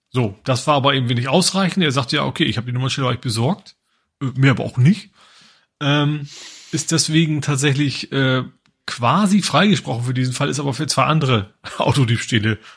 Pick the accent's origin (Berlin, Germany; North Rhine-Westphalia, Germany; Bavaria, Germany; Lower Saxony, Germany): Lower Saxony, Germany; Lohne; Also, also wo ich herkomme aus Lohne, da hatten wir eine französische